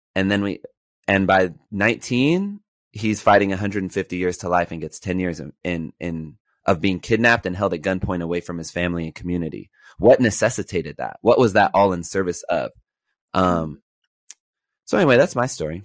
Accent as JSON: {"language": "English", "town": "Los Angeles", "region": "California", "country": "United States", "tie": "born or raised there", "said": "I grew up in Los Angeles during, uh, the time of zero tolerance"}